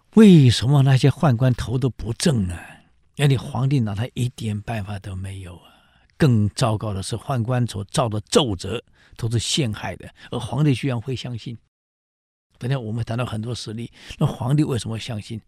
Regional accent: Taiwan; 我们台湾人

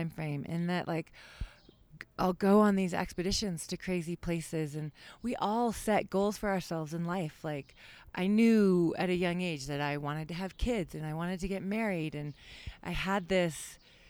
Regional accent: Seattle, Washington, United States; moved away as an adult; I grew up in Seattle, Washington

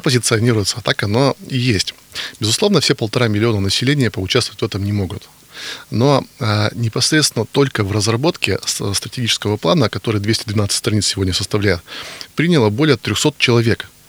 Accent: Yekaterinburg, Sverdlovsk Oblast, Russia; Из Екатеринбурга

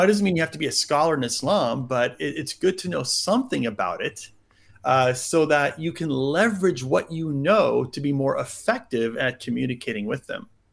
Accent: United States; I grew up mostly in the States.

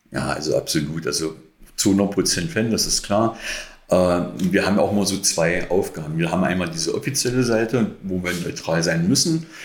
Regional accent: Magdeburg, Saxony-Anhalt, Germany; aber als Magdeburger oder Magdeburger natürlich für Fußball, Handball

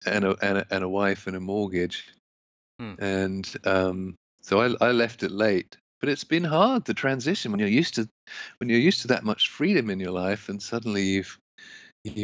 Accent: London, United Kingdom; moved away as an adult; now in United States; I grew up mainly in London, England, and I knew I didn't want to live in England

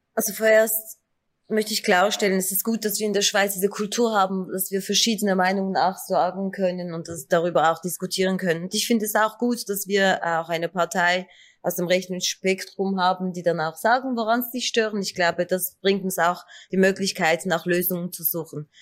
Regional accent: Turkey; now in Switzerland; Ich bin Kurdin aus der Türkei, mit zwei Sprachen aufgewachsen

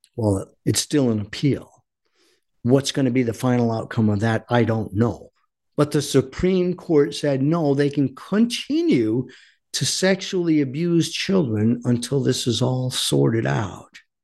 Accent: Warwick, Rhode Island, United States; also born or lived in Coventry, Rhode Island; I was born and raised in Rhode Island

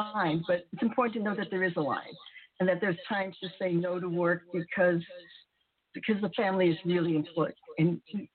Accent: United States; I'm Japanese American

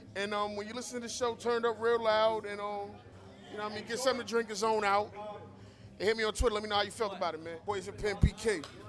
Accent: New York City, New York, United States; I'm from Brooklyn.

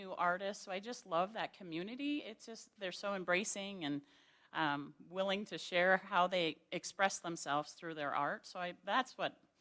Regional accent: Rocky Boy, Montana, United States; moved away; I'm from Rocky Boy

